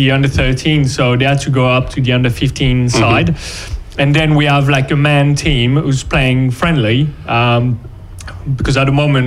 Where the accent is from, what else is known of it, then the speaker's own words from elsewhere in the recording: Brittany, France; now in England; We're both coming from Brittany.